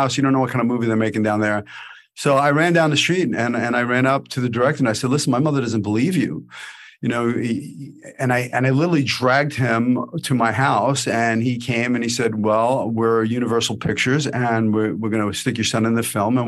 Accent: New York City, New York, United States; I grew up in Brooklyn in the 80s, you know, the 70s and the 80s

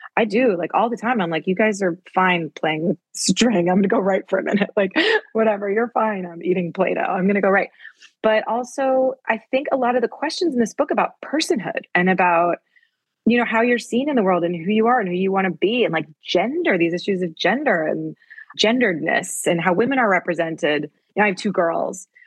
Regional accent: New Haven, Connecticut, United States; moved away as an adult; now in Paris, France; I grew up in New Haven

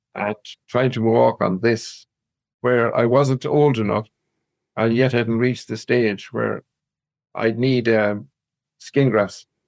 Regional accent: Claregalway, Connacht, Ireland; now in Loughrea, Ireland; born and reared in Clare, Galway, little country uh, village outside Galway, about seven miles outside Galway

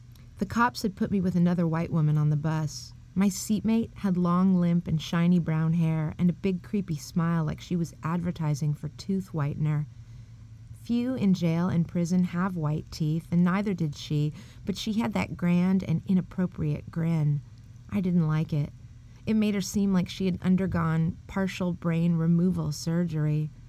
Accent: San Francisco, California, United States; I'm from San Francisco, and a trans to me is nothing new

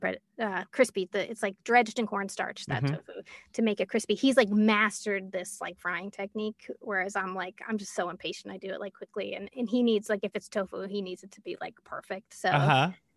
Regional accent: Larchmont, New York, United States; now in Westchester, United States; I grew up in Larchmont, New York, which is north of New York on the Long Island Sound

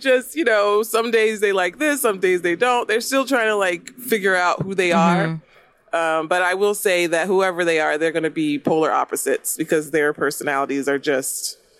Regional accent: New Jersey, United States; also born or lived in Texas; now in Florida, United States; We're from New Jersey, but we moved to Texas.

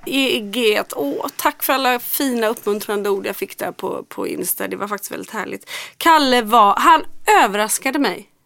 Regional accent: Gothenburg, Västra Götaland, Sweden; Jag är från Göteborg

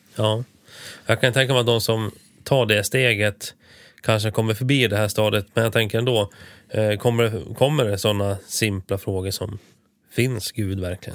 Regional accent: Sweden; vi svenskar måste, vi som är födda och uppväxta i Sverige med svenska föräldrar

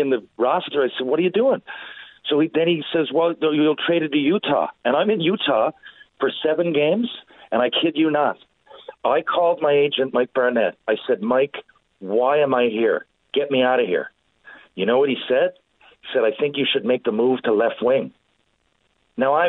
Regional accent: St. John's, Newfoundland and Labrador, Canada; moved away; I chose St. John's, which also wasn't a great decision, Jason, because it was my hometown

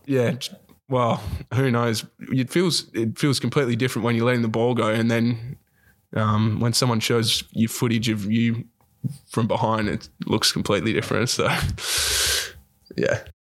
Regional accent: Dunsborough, Western Australia, Australia; also born or lived in Bunbury / Perth; I grew up down in Dunsborough

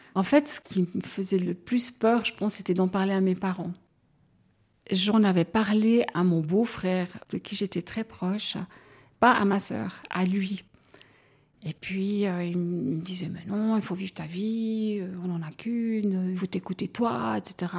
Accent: Broye, Vaud, Switzerland; now in Fribourg, Switzerland; j'habite à Fribourg, mais je suis euh, vaudoise en réalité, je viens de la Broye

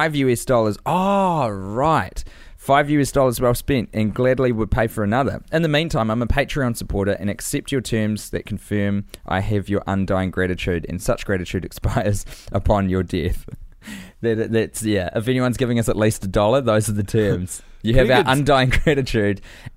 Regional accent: Astoria, Oregon, United States; now in Oakland, United States; I live in Oakland, the Auckland of California, no doubt, but my hometown is Astoria, Oregon, a rather random filming location for children's films from the 80s and 90s

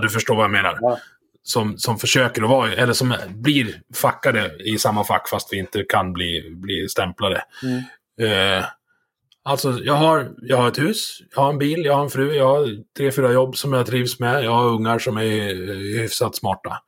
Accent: Dalarna County, Sweden; sjön där, där jag, där jag är uppvuxen.

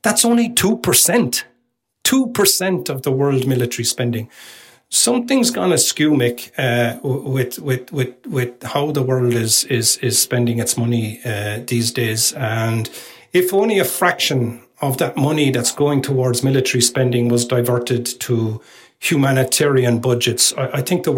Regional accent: Ireland; The rest is bad luck, which hopefully, being Irish, I won't get too much of that on me, you know.

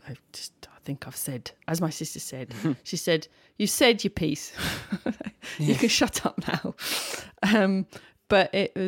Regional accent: Birmingham, West Midlands, United Kingdom; born there; Oh, by the way, I was born in Birmingham.

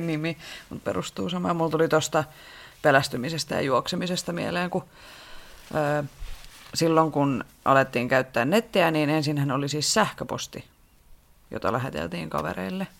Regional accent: Rauma, Satakunta, Finland; mä oon Raumalta kotoisin ja me siis meen, mä asuin mun lapsuuteni talossa

